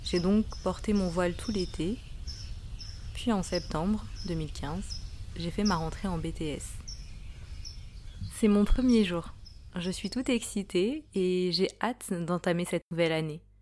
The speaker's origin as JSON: {"language": "French", "region": "Île-de-France", "country": "France", "tie": "born or raised there", "said": "Je suis noire et voilée en France. J'ai 22 ans. Je suis d'origine sénégalaise. Je suis née et j'ai grandi en France, en région parisienne."}